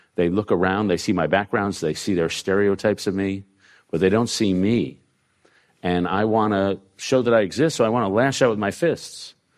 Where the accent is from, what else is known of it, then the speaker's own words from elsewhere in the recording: New York, United States; We grew up in New York at the same time.